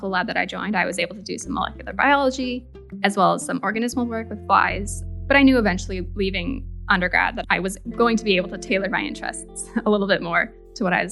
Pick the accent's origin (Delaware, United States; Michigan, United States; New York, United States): Michigan, United States; Grand Rapids; I was born and raised in Grand Rapids, Michigan